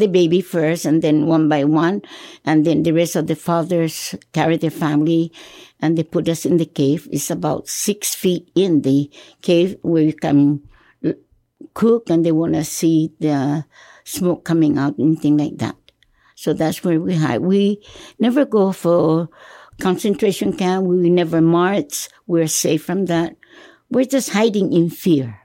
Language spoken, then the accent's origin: English; Hagåtña, Guam; I was born in October 7, 1935, in Agana at home